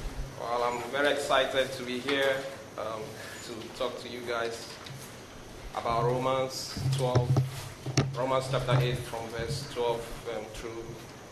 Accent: Nigeria; moved away; I have an accent, so I'm originally from Nigeria

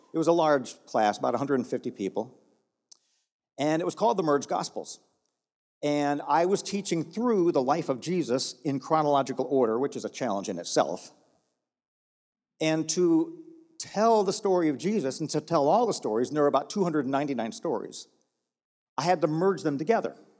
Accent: Texas, United States; I'm from Texas

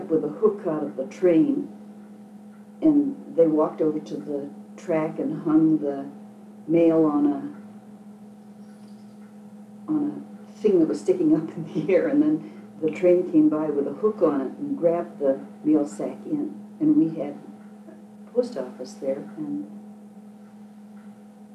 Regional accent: Constance, Minnesota, United States; moved away as an adult; now in Fridley, United States; I was 30 months old when my parents bought the farm at Constance, and I lived there until I grew up

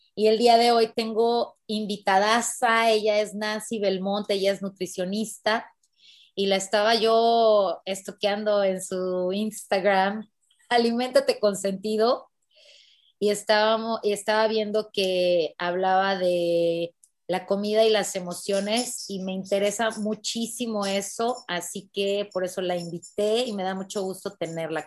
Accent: Mexico; yo soy de México

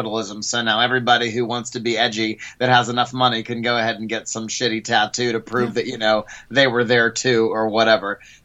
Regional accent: West Mifflin, Pennsylvania, United States; West Mifflin, Pennsylvania, the town that I grew up

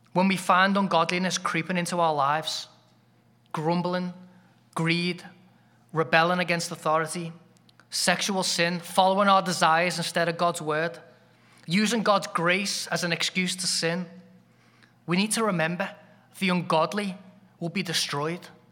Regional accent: England, United Kingdom; as an Englishman, that sounds like a compliment, 'cause I grew up in a giant cold shower

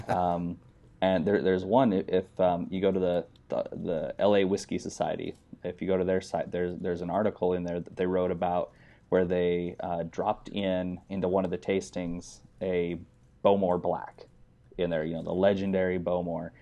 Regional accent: United States; moved away as an adult; also born or lived in Utah / Wyoming; now in California, United States; I grew up in, I'm from Utah and Wyoming

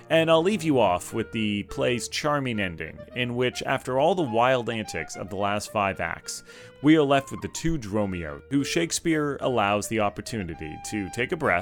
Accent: Canada; I'm Canadian

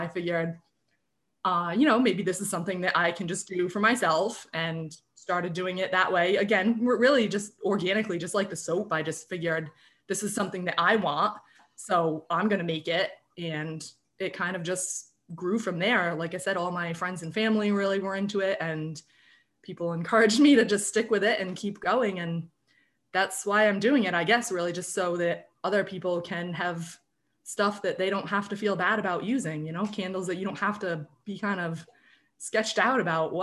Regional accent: Tiverton, Rhode Island, United States; also born or lived in Tampa, Florida; I was born in Rhode Island. I grew up in Tiverton. I really lived here basically my whole life

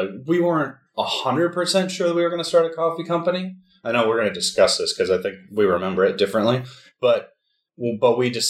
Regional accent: United States; now in Italy; So we're both from the United States. We both have U.S. passports, and we were living in Italy because of your job.

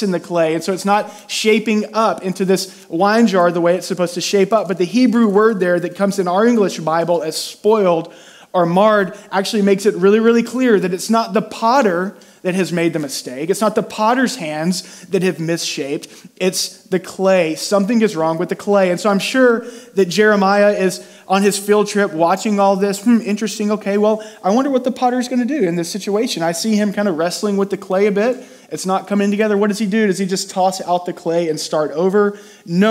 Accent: near Houston, Texas, United States; I grew up near Houston, and so we did a lot of field trips to NASA

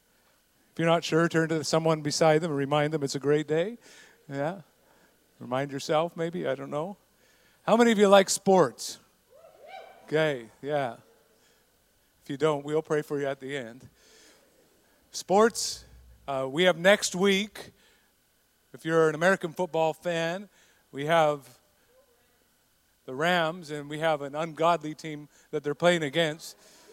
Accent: Canada; growing up in Canada is hockey

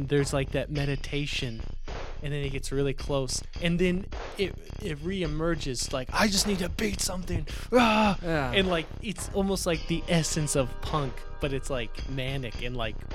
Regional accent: United States; I'm American.

